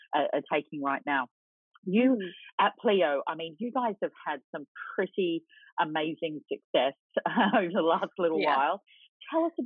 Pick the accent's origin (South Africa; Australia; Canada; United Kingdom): Australia; moved away; Most people can hear that I'm Australian